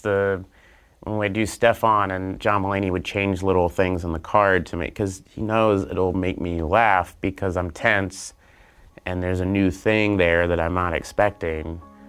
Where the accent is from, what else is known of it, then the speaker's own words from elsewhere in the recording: Oklahoma, United States; moved away as an adult; I'm from Oklahoma.